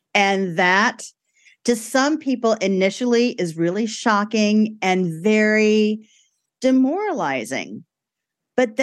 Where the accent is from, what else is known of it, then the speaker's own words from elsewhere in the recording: New York City, New York, United States; I grew up in Brooklyn.